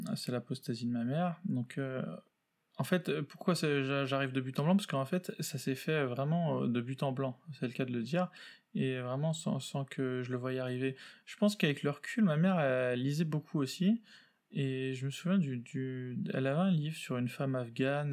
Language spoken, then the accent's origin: French; Paris, Île-de-France, France; je suis né euh, en France, à Paris